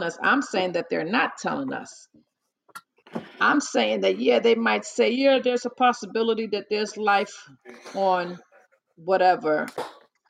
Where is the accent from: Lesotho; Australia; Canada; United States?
United States; New York; now in New Jersey, United States; I was from New York